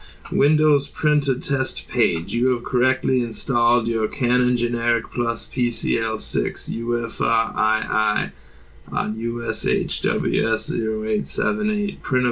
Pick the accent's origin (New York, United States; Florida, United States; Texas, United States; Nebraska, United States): New York, United States; I told you, young man, I'm not from California. I'm from New York.